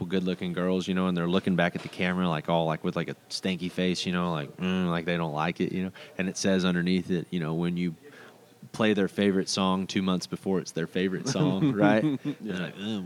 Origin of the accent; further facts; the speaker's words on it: Decatur, Texas, United States; now in Lubbock, United States; I'm from Decatur, which is, like, a big rodeo town